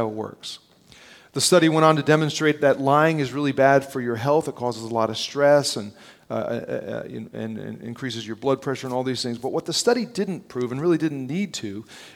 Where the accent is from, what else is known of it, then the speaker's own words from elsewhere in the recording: North New Jersey, United States; I grew up in North New Jersey, just outside New York